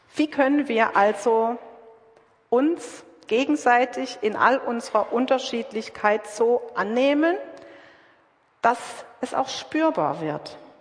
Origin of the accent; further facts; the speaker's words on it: Southern Germany, Germany; now in Witten, Germany; Ich zum Beispiel bin aus Süddeutschland